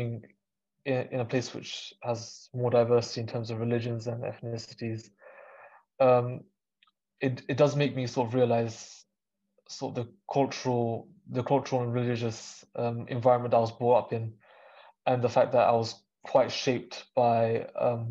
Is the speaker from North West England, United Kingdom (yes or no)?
no; London, United Kingdom; growing up in London